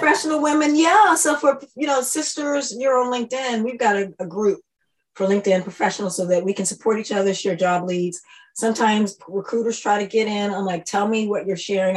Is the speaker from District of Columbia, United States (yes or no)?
yes; Washington, District of Columbia, United States; moved away as an adult; also born or lived in Brussels, Belgium; now in Stockholm, Sweden; I moved from Washington, D.C. I grew up in D.C. when it was Chocolate City